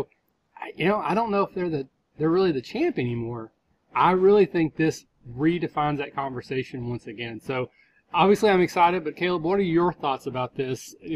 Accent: Southern Ohio, United States; I'm from Southern Ohio where you say Coke and that actually means soda

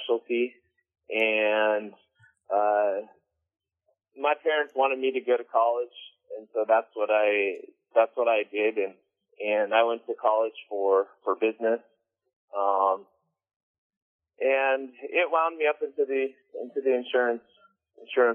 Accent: Simi Valley, California, United States; now in San Diego, United States; I'm from Simi Valley, which is in the Ventura County area, not too far from San Diego

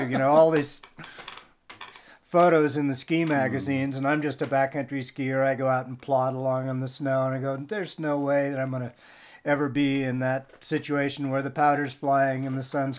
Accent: California, United States; I grew up in California.

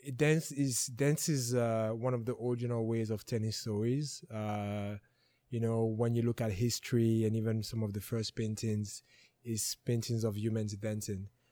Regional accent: West, Cameroon; also born or lived in Bafang; now in Edmonton, Canada; I was born and raised in Cameroon

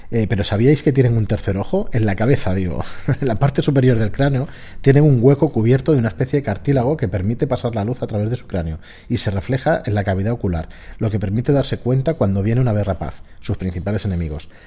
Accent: Peñaranda de Bracamonte, Castile and León, Spain; en mi pueblo Peñaranda de Bracamonte Salamanca se come de cines

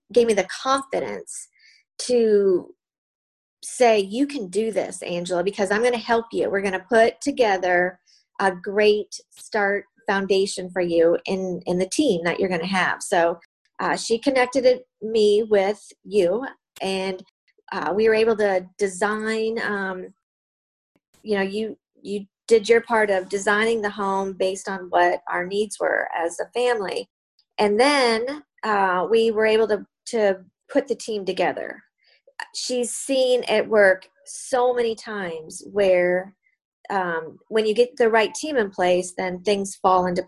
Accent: Southwest Minnesota, United States; also born or lived in Dallas, Texas; now in Naples, United States; I grew up in Midwest Minnesota, or, you know, in Minnesota, Southwest Minnesota

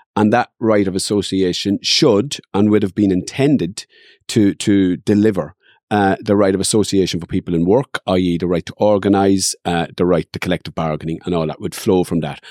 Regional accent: Dundalk, Leinster, Ireland; I grew up in Dundalk and there was always fights.

